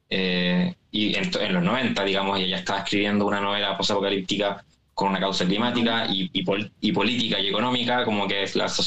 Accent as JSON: {"language": "Spanish", "country": "Chile", "accent": "Chilean"}